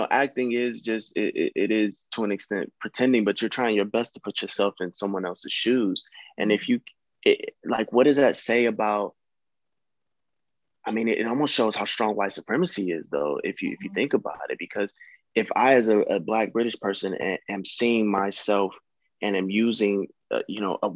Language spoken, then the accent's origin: English; United States; being a Black American